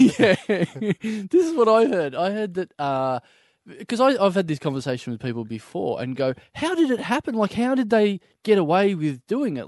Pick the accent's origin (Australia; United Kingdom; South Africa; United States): Australia; Maryborough; moved away; I've gone back to my hometown of Mary Burrow